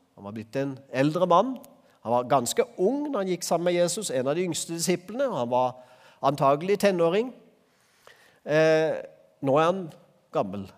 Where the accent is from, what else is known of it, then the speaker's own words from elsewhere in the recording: Øvrebø, Agder, Norway; Øvrebø, der jeg vokste opp